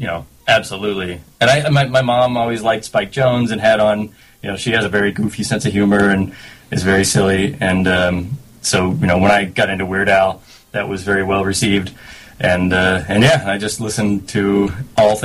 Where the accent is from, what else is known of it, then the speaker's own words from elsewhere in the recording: San Luis Obispo, California, United States; I think people from San Luis often refer to it as San Luis.